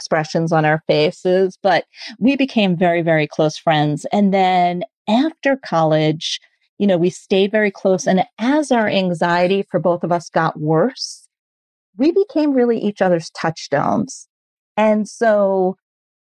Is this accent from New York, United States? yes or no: yes; New York City, New York, United States; moved away as an adult; also born or lived in Hoboken, New Jersey; now in Columbus, United States; I am a lifelong New Yorker. So came from Manhattan, then I moved to Hoboken